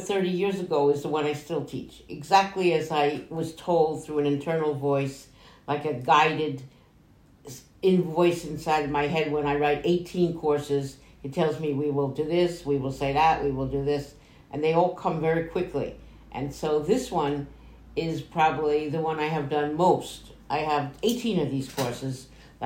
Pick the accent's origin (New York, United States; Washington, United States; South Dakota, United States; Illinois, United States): New York, United States; accent: New York; when I lived in New York, because I am from New York, as you can hear in my accent